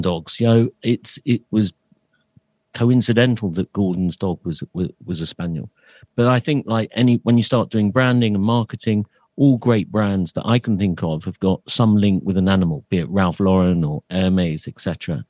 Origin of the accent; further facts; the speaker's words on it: London, United Kingdom; I'm a Londoner, seventh generation